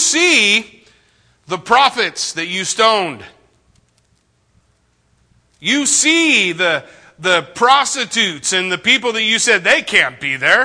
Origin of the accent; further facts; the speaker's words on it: United States; I grew up in the United States of America.